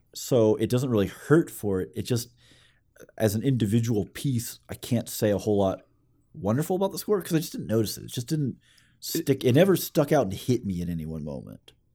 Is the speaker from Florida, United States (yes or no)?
no; Alabama, United States; we're from Alabama